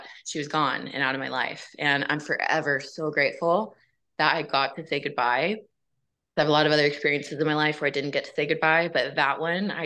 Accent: Houston, Texas, United States; I grew up in Houston, Texas

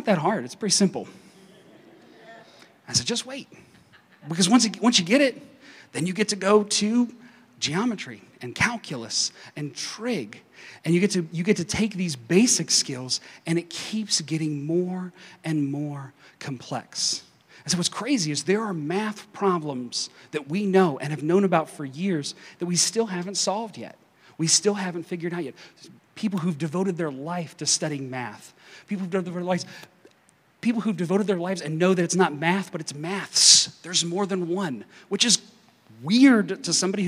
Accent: eastern Kentucky, United States; accent: Kentucky; now in Wichita, United States; I grew up in this small town in eastern Kentucky

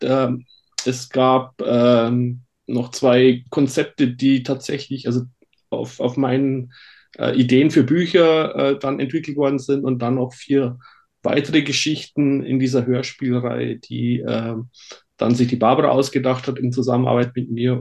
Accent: Bavarian Forest, Germany; accent: Bavarian; now in near Stuttgart, Germany; ich bin im Bayerischen Wald aufgewachsen und ah, äh, okay. äh, spreche daher immer noch ein bisschen äh, bayerisch mit.

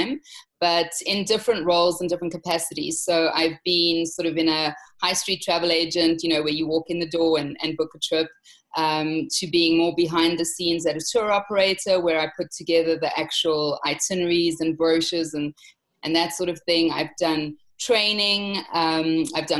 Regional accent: South Africa; accent: South African; So as I'm sure you can hear from my accent, I am South African.

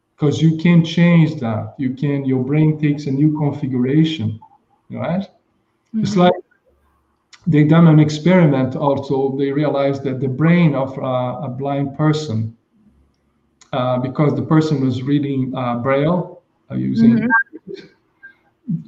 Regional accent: Brazil; moved away; I was in my hometown in Brazil

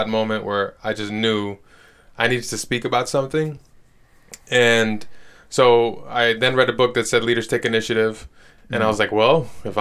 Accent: Chicago, Illinois, United States; moved away; I am a Chi-Town kid, born and raised in Chicago.

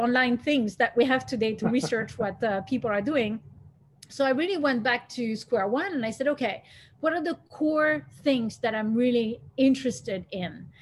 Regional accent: Switzerland; moved away as an adult; also born or lived in Belgium / United States; when I was in Switzerland or in the path that I had in Switzerland

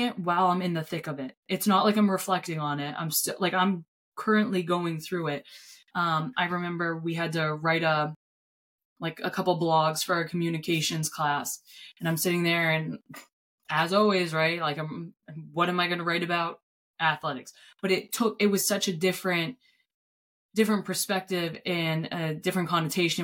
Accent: Gorham, United States; from Gorham

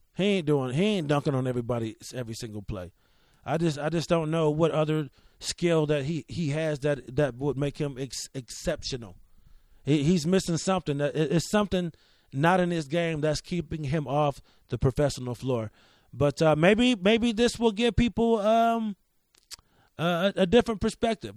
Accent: Rochester, New York, United States; as a kid in Rochester

